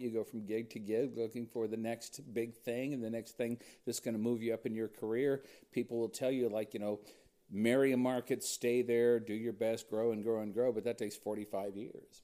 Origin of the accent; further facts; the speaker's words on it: Huntington Beach, California, United States; I grew up in Huntington Beach, California.